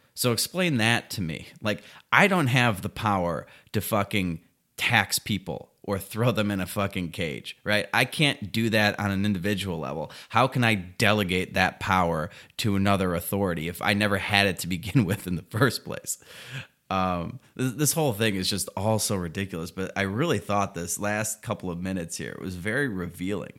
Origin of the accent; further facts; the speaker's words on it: United States; I'm an American